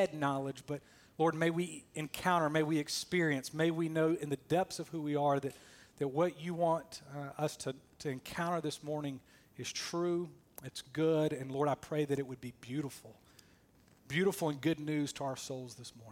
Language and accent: English; Columbus, Georgia, United States; moved away as an adult; also born or lived in Valley, Alabama / Auburn, Alabama; now in Durham, United States; I'm a son of the South. I was born in Valley, Alabama, raised in Columbus, Georgia